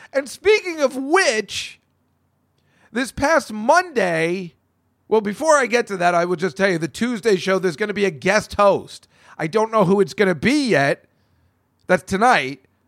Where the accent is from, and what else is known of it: New Hampshire, United States; born or raised there